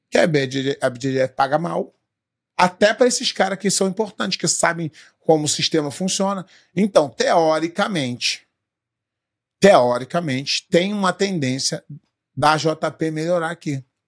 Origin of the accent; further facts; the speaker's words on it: Rio de Janeiro, Brazil; moved away as an adult; also born or lived in São Paulo; now in United States; eu sou lá do Rio